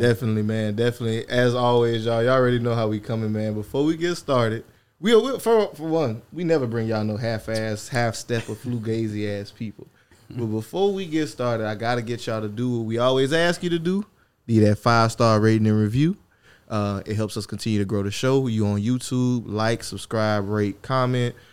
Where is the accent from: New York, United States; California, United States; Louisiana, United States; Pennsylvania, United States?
Louisiana, United States; We're from Louisiana.